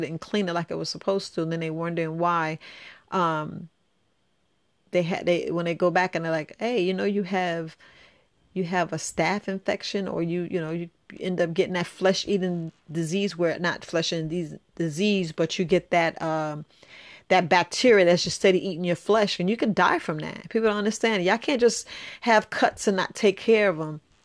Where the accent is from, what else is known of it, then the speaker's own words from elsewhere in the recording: New York, United States; I grew up in New York